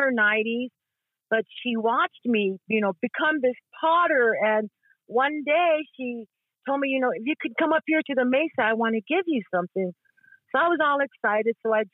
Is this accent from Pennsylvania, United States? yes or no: no; Tewa Village, New Mexico, United States; also born or lived in Lawrence, Kansas; I am from Tewa Village. I am half Isleta Pueblo and half Tewa. I have resided in Palaka all my life